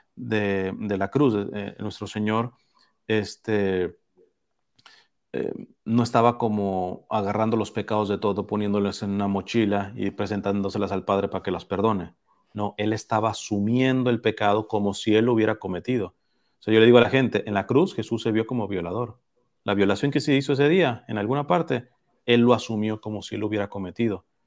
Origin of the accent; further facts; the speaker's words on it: Mexico; now in Los Angeles, United States; en, mi pueblo, en México, este, tuvimos el siglo pasado una persecución atroz